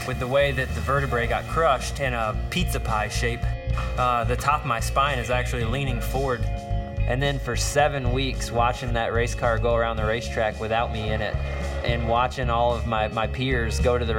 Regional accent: Florida, United States; Growing up in Florida

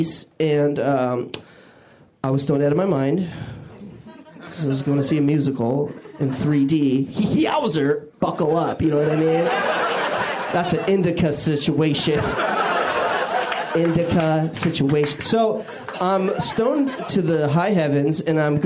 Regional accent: Washington, United States; moved away; I grew up in Washington State

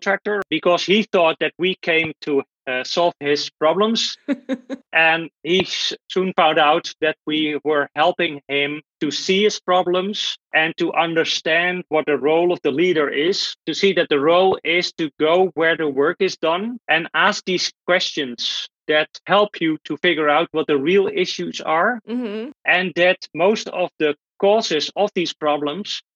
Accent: Netherlands; I'm from the Netherlands

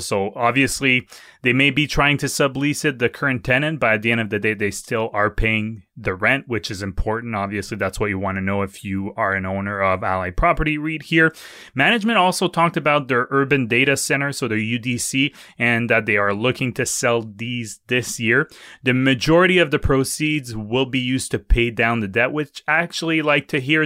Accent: Quebec City, Quebec, Canada; now in Ottawa, Canada; Hey, go, go my home province. I live in Ottawa now, but, uh, I was born in Quebec City, so it doesn't get more Quebec than

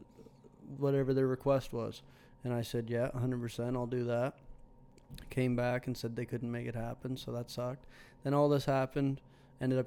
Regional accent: Inverness, Nova Scotia, Canada; also born or lived in Stewiacke, Nova Scotia / Brookfield, Nova Scotia; I was born in Inverness, not Newfoundland

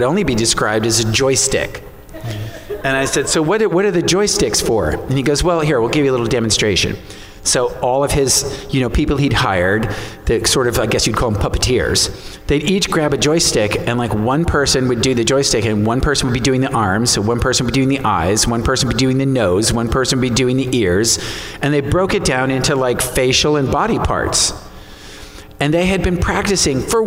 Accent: New York City, New York, United States; I'm from New York City.

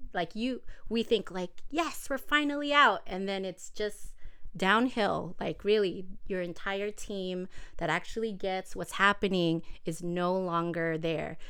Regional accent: Los Angeles, California, United States; I grew up here in the South Bay of L A.

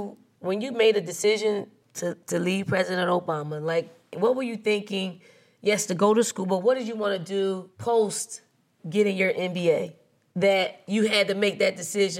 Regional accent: Philadelphia, Pennsylvania, United States; my hometown, Philadelphia.

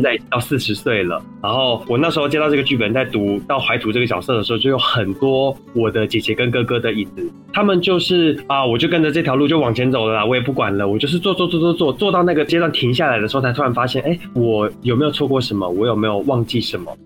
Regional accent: Changhua County, Taiwan; 我本身是彰化人，然后彰化的台语跟宜兰的台语其实不太一样

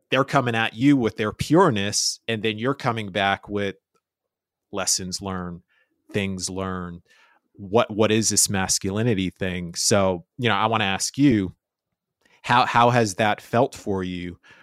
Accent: New York City, New York, United States; I was Spanish Harlem

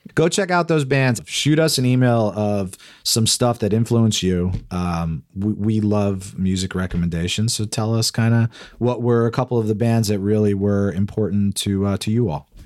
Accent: Freehold, New Jersey, United States; I grew up in New Jersey

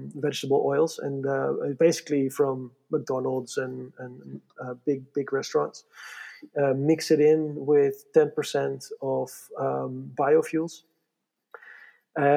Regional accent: Netherlands; moved away as an adult; now in Switzerland; I growing up in the Netherlands

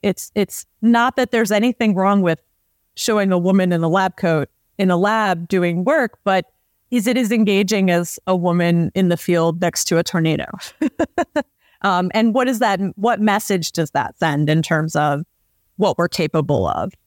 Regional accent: Southeast, United States; moved away; I grew up in the Southeast

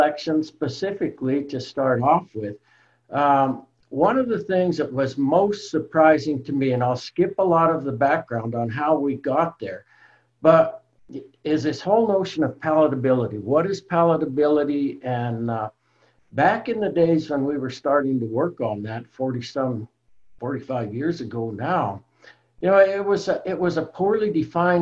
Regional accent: Colorado, United States; I'm from Colorado originally, grew up in the mountains there in Colorado

